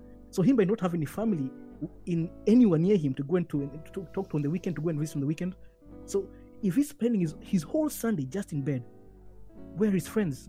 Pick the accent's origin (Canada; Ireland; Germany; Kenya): Kenya; now in Kyushu, Japan; at least as a Kenyan